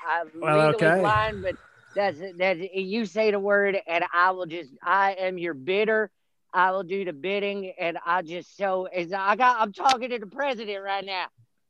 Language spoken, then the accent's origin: English; Erie, Pennsylvania, United States; I don't care who knows it. I'm from Erie, Pennsylvania.